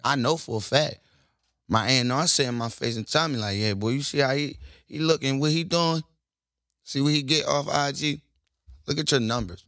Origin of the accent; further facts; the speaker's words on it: Baltimore, Maryland, United States; I'm from Baltimore